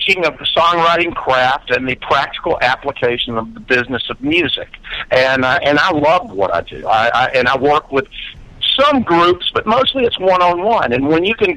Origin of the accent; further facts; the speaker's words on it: Birmingham, Alabama, United States; growing up in Birmingham in the Southern Rock era